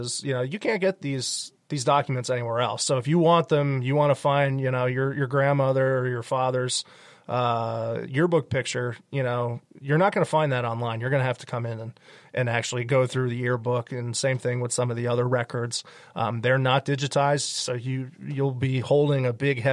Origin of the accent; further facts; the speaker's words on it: the Poconos, Pennsylvania, United States; moved away as an adult; also born or lived in Boston, Massachusetts / Pittsburgh area; now in Mon Valley, Pennsylvania, United States; I grew up in the Poconos